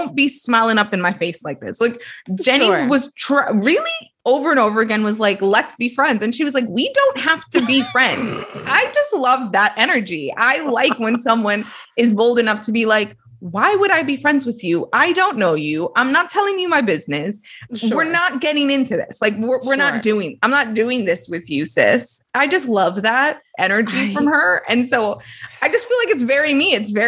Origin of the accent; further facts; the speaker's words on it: Brooklyn, New York, United States; I grew up in Brooklyn, so I can say then.